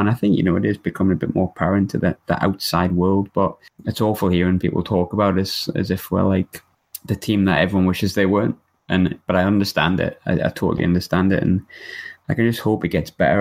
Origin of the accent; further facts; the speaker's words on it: Sunderland, North East England, United Kingdom; We're from we're from Sunderland, very much a, a red side